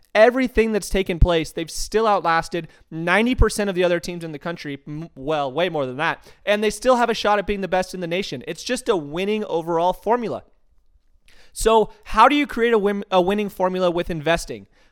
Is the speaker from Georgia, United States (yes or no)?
no; Tucson, Arizona, United States; Growing up in Tucson, Arizona, everything, I, I'm seriously saying everything is all about University of Arizona Athletics